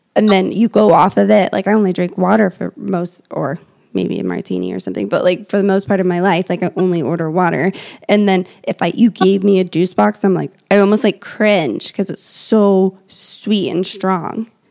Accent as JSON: {"language": "English", "region": "Indiana", "country": "United States", "said": "our family, we're from Indiana"}